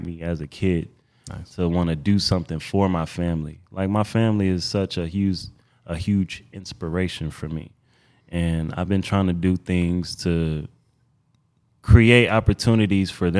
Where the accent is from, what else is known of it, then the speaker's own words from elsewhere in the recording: Detroit, Michigan, United States; also born or lived in Houston, Texas; now in Los Angeles, United States; I'm from Detroit, Michigan